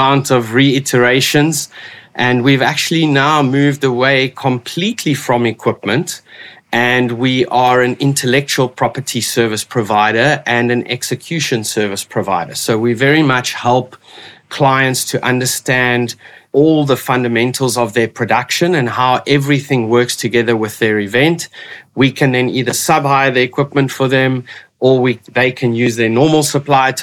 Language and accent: English; Port Elizabeth, Eastern Cape, South Africa; moved away as an adult; also born or lived in Witbank, South Africa; now in Cape Town, South Africa; I grew up on the east coast of South Africa in Port Elizabeth. I went to school there and moved to Cape Town 23 years ago now